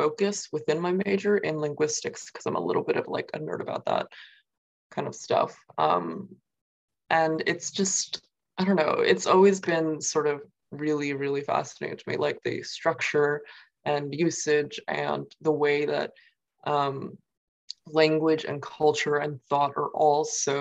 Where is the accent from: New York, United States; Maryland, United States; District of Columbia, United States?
New York, United States; Queens, Long Island; first language Mandarin Chinese; also born or lived in Nanjing; I grew up like in Queens at first, in New York, and then eventually like on Long Island